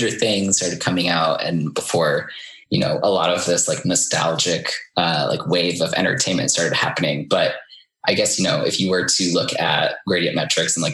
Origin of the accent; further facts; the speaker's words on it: Iowa, United States; moved away as an adult; also born or lived in New York City; I'm from Iowa originally.